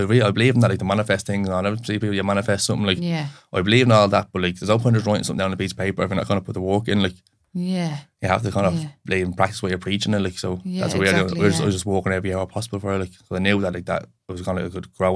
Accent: Finglas, Leinster, Ireland; I'm from Finglas, like, so we just set up there to where we were, it's all your friends

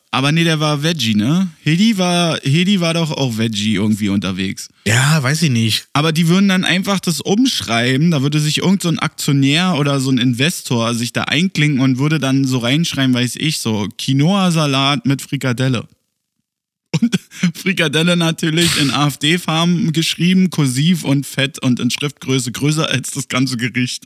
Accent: Germany; now in Berlin, Germany; Bei uns in Deutschland

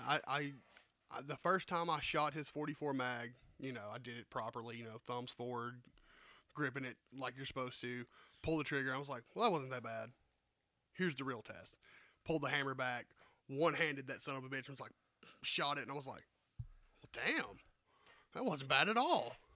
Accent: the South, United States; I grew up in the South.

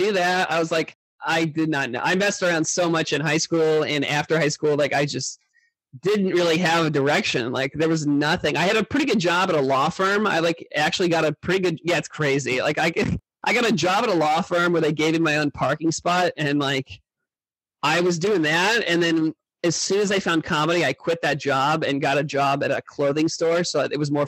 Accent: Indiana, United States; now in New York, United States; I'm from Indiana

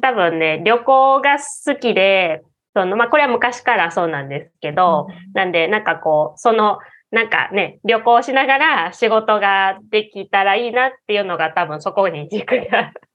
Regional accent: Osaka, Japan; accent: Kansai dialect; moved away as an adult; now in Kyoto, Japan; 出身は、あの、大阪です。大阪で生まれて、もう大阪でずっと育ったんで、こんな感じで普段は、めっちゃ関西弁

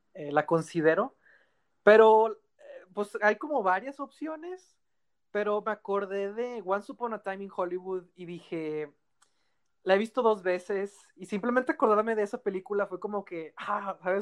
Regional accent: Mexico

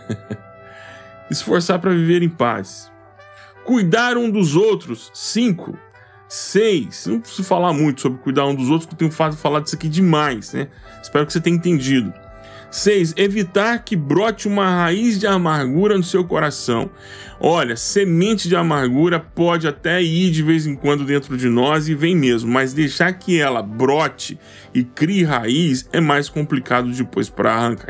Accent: Goiás, Brazil; eu sou goiano do pé rachado

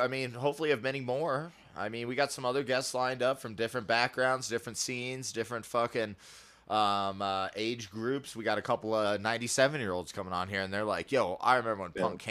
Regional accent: Rochester, New York, United States; moved away; also born or lived in Florida; I was born in New York. Rochester

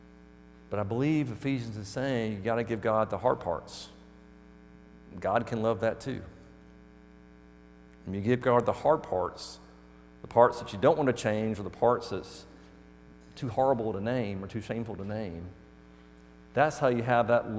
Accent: Birmingham, Alabama, United States; I'm from Birmingham, Alabama area

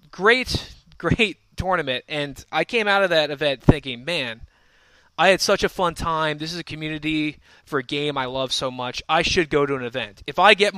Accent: West Chester, Pennsylvania, United States; Westchester was the premier event for Philly when I first started playing, and it was in my hometown

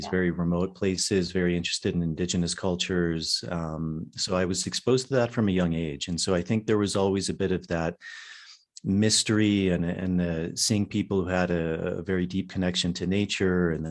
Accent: Virginia, United States; Yeah, mostly in in the U.S.

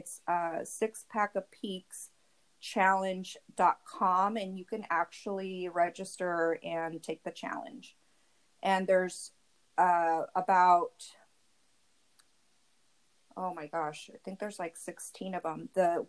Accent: San Diego, California, United States; also born or lived in East Los Angeles; I was born in East LA and raised in San Diego.

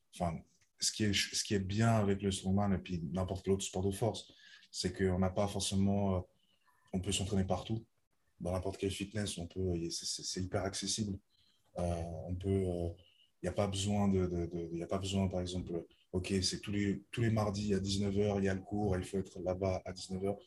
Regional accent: Lausanne, Vaud, Switzerland; j'ai 25 ans, je viens de Lausanne

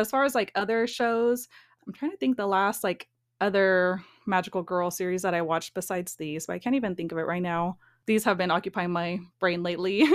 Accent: near the Bay Area, California, United States; born and raised in California, kinda near the Bay Area

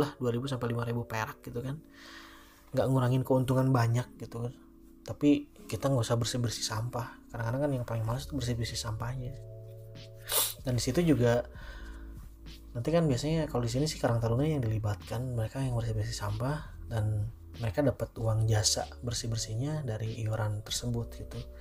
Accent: Cianjur, West Java, Indonesia; kota gue di Cianjur

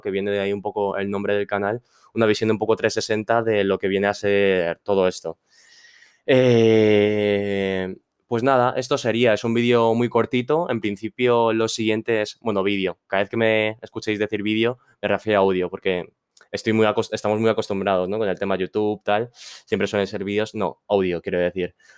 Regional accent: Spain; soy un chico eh, chino que ha nacido aquí en España, padres chinos, obviamente. Ha nacido y crecido en España.

